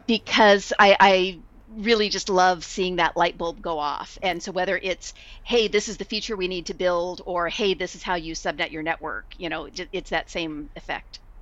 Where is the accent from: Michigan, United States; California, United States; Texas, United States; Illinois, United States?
California, United States; Bay Area; also born or lived in Los Angeles; I was from the Bay Area, and so I just decided, yeah, I'm gonna move back to the Bay Area